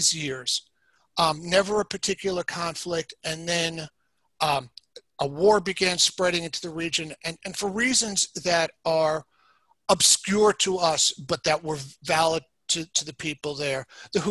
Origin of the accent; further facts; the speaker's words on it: New York City, New York, United States; moved away as an adult; now in Michigan, United States; I grew up in the Bronx. I lived out in Michigan for half my life. But the first half I lived in New York, and I was a Bronx boy